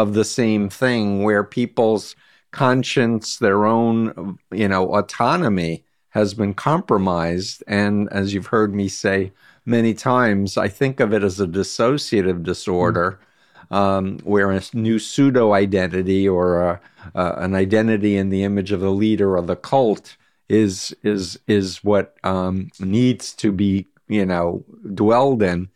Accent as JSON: {"language": "English", "country": "United States", "said": "as an American"}